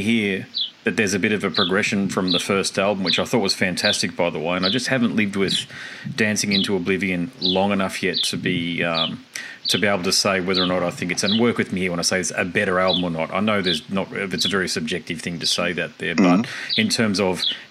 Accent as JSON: {"language": "English", "country": "Australia", "said": "I'm Australian"}